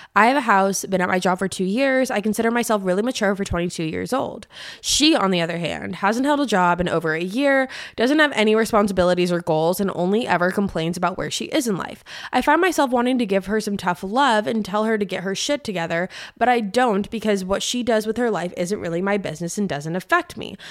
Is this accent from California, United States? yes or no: yes; San Diego, California, United States; moved away as an adult; now in Nashville, United States; I'm from San Diego, and I lived there for, like, the past fifteen years before I moved to Nashville about a year and a half ago